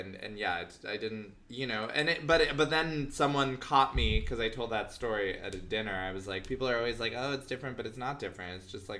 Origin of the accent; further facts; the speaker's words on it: Los Angeles, California, United States; Like, I grew up in LA in the 90s.